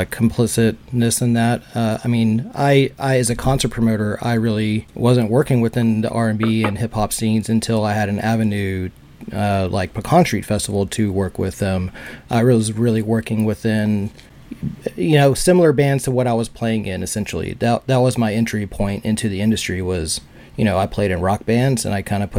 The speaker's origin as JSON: {"language": "English", "town": "Houston", "region": "Texas", "country": "United States", "lives_now": "Austin, United States", "said": "because I came from Houston and Houston had a healthy hip hop scene."}